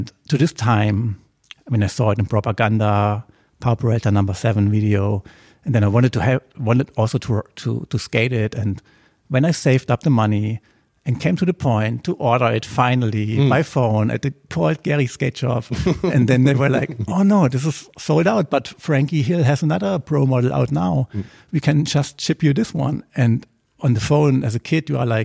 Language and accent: English; Germany; I grew up on the German countryside, in a very small village with 600 inhabitants